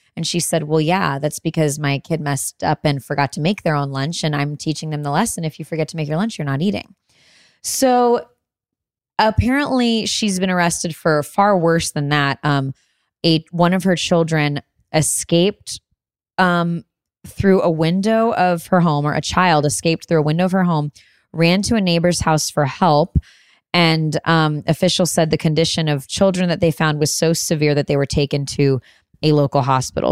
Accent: Illinois, United States; Illinois, my home state

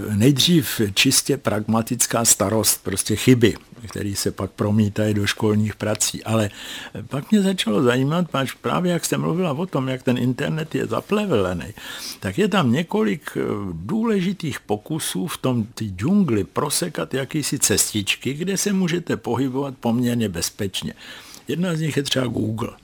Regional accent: Czechia; jsem z Česka.

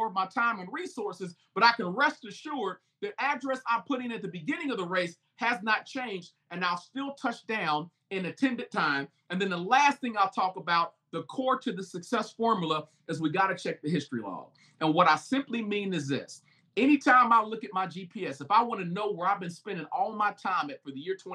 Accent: United States; I'm African American

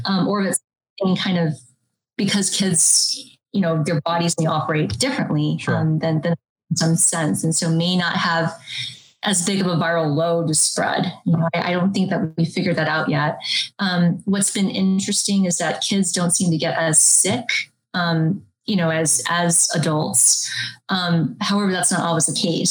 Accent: United States; I was born here in the United States

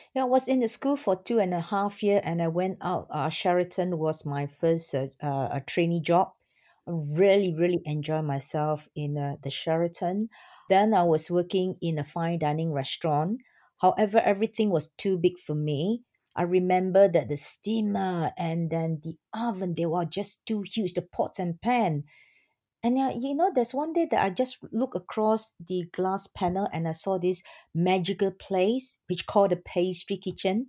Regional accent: Singapore; I'm from Singapore

